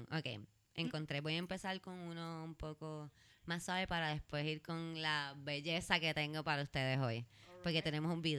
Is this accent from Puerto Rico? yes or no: yes; Puerto Rico; Entonces, yo soy de Puerto Rico.